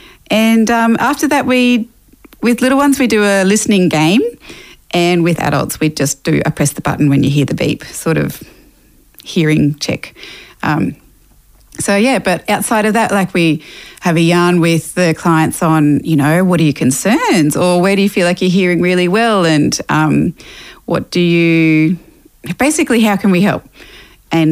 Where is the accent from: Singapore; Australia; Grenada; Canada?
Australia; Toowoomba, Queensland; also born or lived in Mackay, Queensland; now in Brisbane, Australia; I was born up in Yui country in Mackay and went to school down in Toowoomba and then moved to Brisbane after that. So I've been in Brizzy now for the last over 20 years.